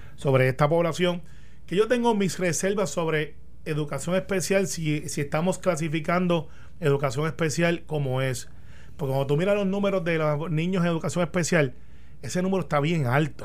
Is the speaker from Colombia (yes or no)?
no; Puerto Rico; somos los puertorriqueños